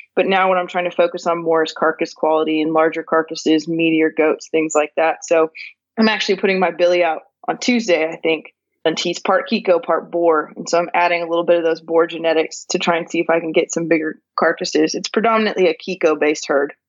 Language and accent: English; California, United States; moved away as an adult; now in Northwest Arkansas, United States; I was born and raised in California and actually lived in California for the first 31 years of my life